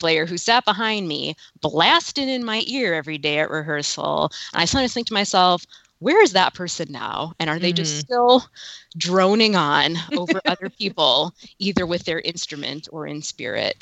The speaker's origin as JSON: {"language": "English", "town": "Milwaukee", "region": "Wisconsin", "country": "United States", "said": "I'm from Milwaukee, the Milwaukee Symphony Orchestra"}